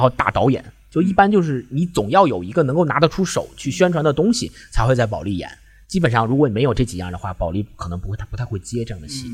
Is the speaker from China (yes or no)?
yes; China; also born or lived in Beijing; 我们中国人